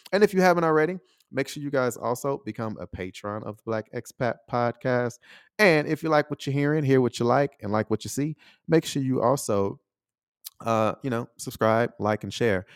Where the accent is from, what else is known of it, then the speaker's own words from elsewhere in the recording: United States; moved away as an adult; also born or lived in Taiwan; I'm still American